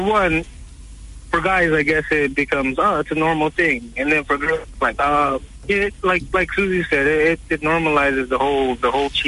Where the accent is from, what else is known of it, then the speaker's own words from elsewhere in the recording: United States; now in Philippines; I'm from the States, and then when I came here